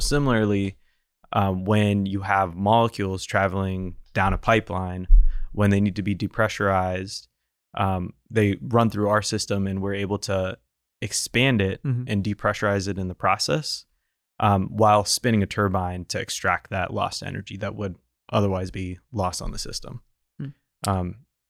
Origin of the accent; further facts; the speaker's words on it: New England, United States; I grew up on the East Coast in New England.